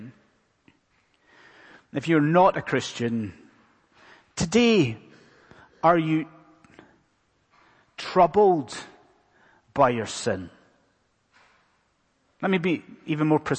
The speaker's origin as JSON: {"language": "English", "region": "Scotland", "country": "United Kingdom", "said": "being a Scotsman, not an Irishman"}